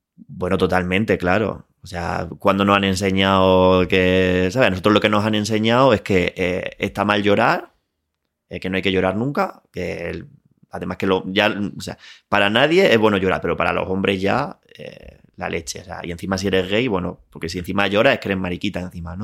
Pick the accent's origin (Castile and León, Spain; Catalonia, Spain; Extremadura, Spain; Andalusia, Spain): Andalusia, Spain; Linares; moved away as an adult; also born or lived in Málaga; now in Madrid, Spain; nací en Linares, eh, viví allí hasta que me fui a estudiar a, Málaga